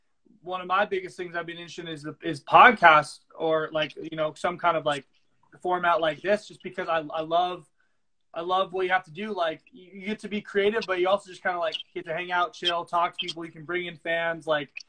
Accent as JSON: {"language": "English", "region": "California", "country": "United States", "tie": "born or raised there", "said": "Because like even if you could growing up in California, you meet some rich people with some nice houses"}